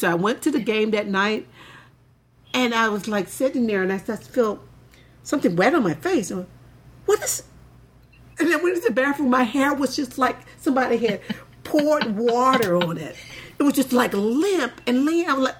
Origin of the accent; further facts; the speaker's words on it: the South, United States; because I told her I grew up in the South, so I know football is king.